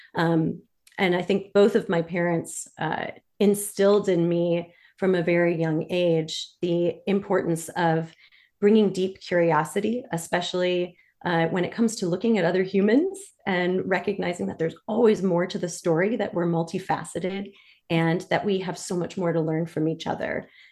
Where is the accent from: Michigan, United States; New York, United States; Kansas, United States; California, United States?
Michigan, United States; Detroit; moved away as an adult; now in Washington, D.C., United States; I'm originally from Detroit, Michigan